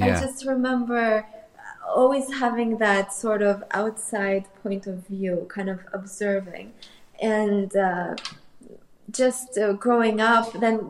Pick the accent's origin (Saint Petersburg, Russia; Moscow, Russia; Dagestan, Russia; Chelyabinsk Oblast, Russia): Moscow, Russia; actually, I grew up in Moscow, but a lot of my cousins and a lot of my family is in Ukraine. So I have both in Russia and Ukraine.